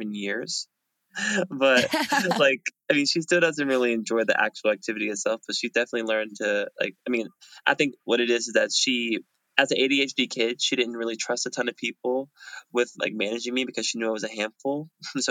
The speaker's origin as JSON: {"language": "English", "town": "Fayetteville", "region": "North Carolina", "country": "United States", "said": "I'm from Fayetteville, North Carolina"}